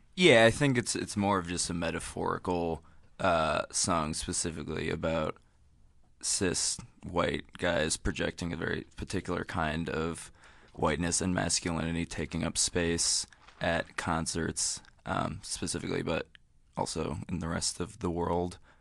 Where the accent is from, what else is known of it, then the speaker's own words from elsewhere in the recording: Providence, Rhode Island, United States; we're from Providence